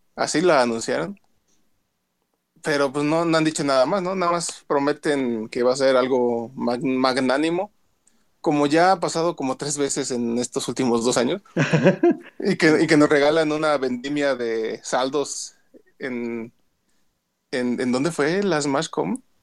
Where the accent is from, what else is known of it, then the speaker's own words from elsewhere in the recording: San Luis Potosí, Mexico; aquí las de mi tierra, San Luis